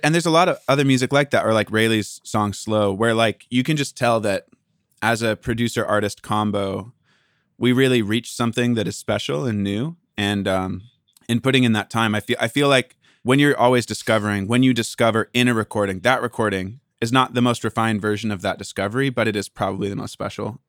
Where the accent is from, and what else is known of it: Port Angeles, Washington, United States; born or raised there; now in Los Angeles, United States